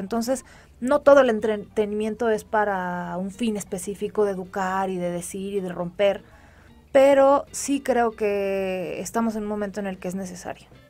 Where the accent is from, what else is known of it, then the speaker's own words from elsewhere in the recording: Mexico; les ha costado trabajo visualizarme como mexicana por, mi aspecto físico